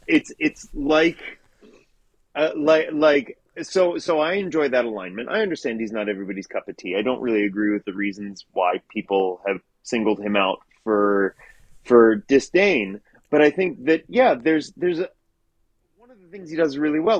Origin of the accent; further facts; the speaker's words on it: Baltimore, Maryland, United States; now in Los Angeles, United States; I'm from Baltimore, Maryland.